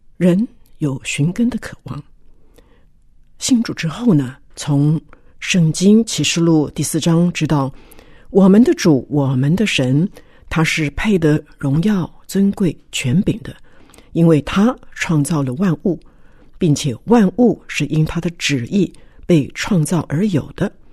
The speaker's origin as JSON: {"language": "Chinese", "country": "Taiwan", "tie": "born or raised there", "said": "从小在眷村长大"}